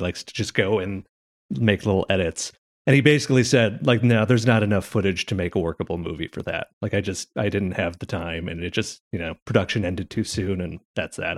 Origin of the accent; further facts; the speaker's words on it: Chicago, Illinois, United States; I am from Chicago. I live here, and I'm from here